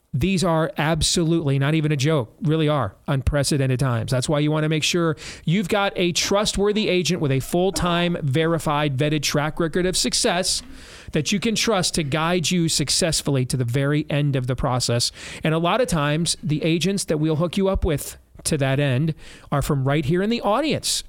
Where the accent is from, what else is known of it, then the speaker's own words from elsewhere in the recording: United States; I'm an American